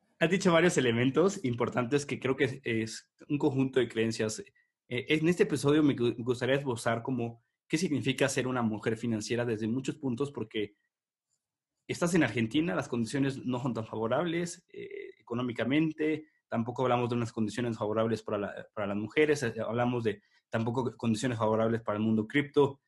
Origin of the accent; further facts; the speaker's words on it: Mexico; yo soy mexicano